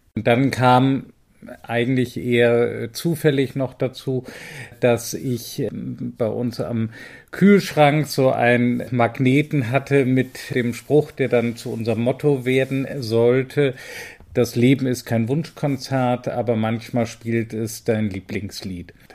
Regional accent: North Sea coast, Northern Germany, Germany; Da ich auch aus der Gegend komme

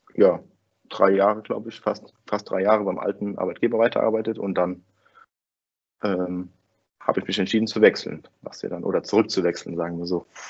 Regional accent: Winningen, Rhineland-Palatinate, Germany; komme ich aus Winningen bei Koblenz. Das ist ein kleines Dorf

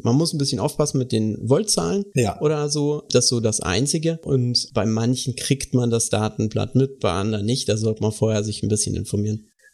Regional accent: Baden-Württemberg, Germany; bei uns im Süden ist das nicht so verbreitet. Tatsächlich, also äh, bin Bundesland Baden-Württemberg

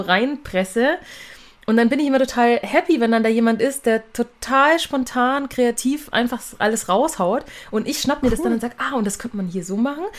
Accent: Nuremberg, Bavaria, Germany; first language German; bin aus Nürnberg

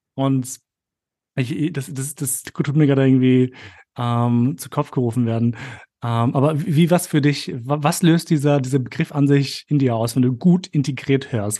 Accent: Austria

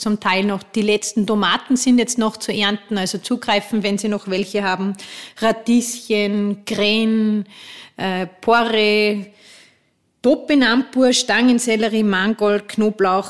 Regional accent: Austria

